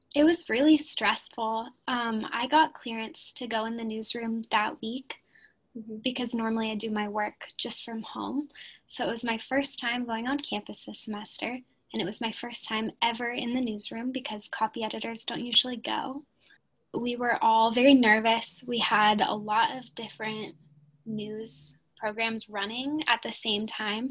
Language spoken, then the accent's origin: English; Santa Cruz, California, United States; moved away; my hometown, Santa Cruz, California